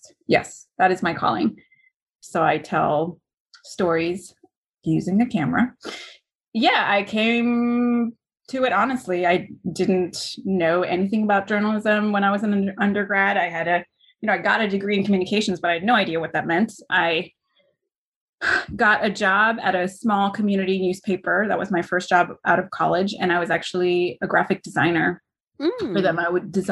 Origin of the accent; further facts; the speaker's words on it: Suriname; now in United States; I'm from Suriname, which is a country in South America.